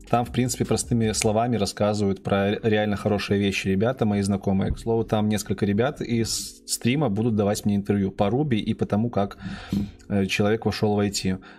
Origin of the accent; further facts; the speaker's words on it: Belarus; Да, я из Беларуси. Если кто не знает, сижу прямо сейчас в Минске.